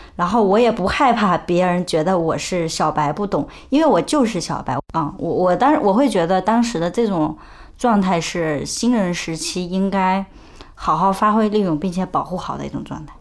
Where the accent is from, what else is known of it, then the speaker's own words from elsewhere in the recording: China; 我们中国人有一个特别根深蒂固的习惯